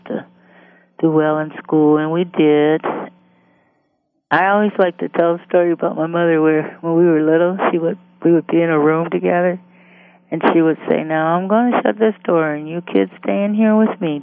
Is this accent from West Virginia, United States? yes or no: no; Detroit, Michigan, United States; grew up in Detroit, Michigan, and I was born in 1950